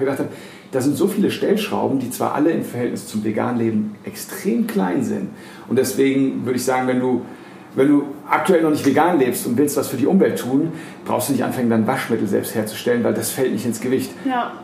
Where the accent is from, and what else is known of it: Frankfurt am Main, Hesse, Germany; born or raised there